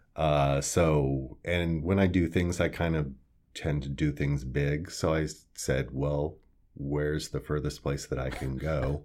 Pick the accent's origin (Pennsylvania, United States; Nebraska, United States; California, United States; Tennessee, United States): Nebraska, United States; Kearney; moved away as an adult; also born or lived in Omaha, Nebraska / New York City; I actually grew up here in Kearney. I was born in Omaha, Nebraska, and moved here in I believe, nineteen seventy-six.